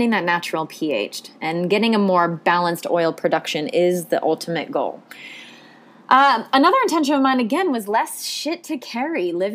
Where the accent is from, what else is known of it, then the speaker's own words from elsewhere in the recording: the Ocean State, Rhode Island, United States; I grew up in the Ocean State